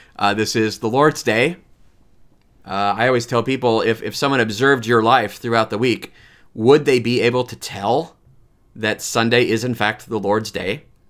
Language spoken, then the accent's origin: English; Lansing, Michigan, United States; I grew up in Saint, uh, Francis de Sales Parish in Lansing